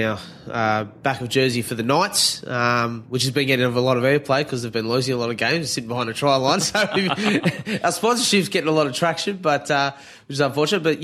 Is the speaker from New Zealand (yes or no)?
yes; New Zealand; now in Australia; I'm a Kiwi, but living in a Mozzie.